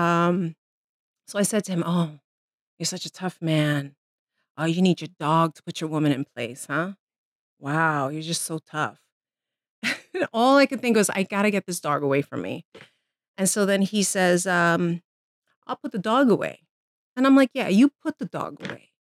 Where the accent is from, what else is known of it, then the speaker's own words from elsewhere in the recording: New York City, New York, United States; I was born and raised in the Bronx